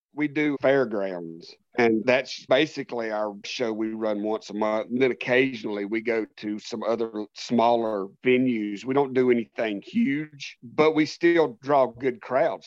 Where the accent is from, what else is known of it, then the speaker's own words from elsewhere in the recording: United States; also born or lived in North Carolina; I am an American professional wrestling performer slash promoter